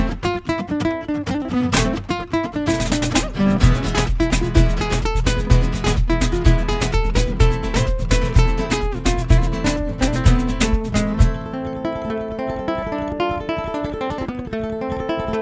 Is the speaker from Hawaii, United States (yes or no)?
yes; Oahu, Hawaii, United States; I am born and raised from the island of Oahu, Hawaii.